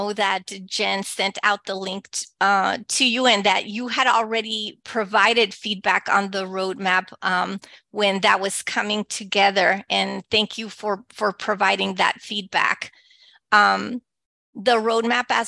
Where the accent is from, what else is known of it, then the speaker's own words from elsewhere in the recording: El Paso, Texas, United States; first language Spanish; English is a second language; moved away; I was born and raised in El Paso, Texas, to Mexican immigrant parents. My first language is Spanish.